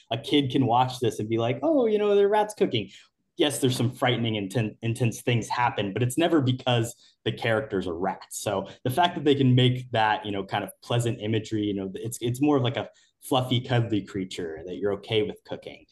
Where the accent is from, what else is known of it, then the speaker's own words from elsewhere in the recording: Muncie, Indiana, United States; Muncie, Indiana, my hometown